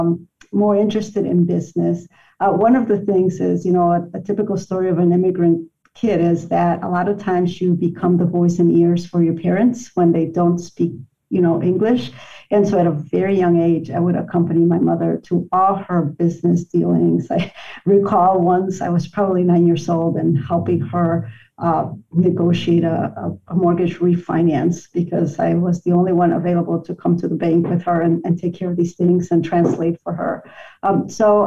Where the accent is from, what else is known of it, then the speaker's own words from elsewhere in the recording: Chicago, Illinois, United States; I consider myself a lifelong Chicagoan. I'm a product of Chicago Public Schools.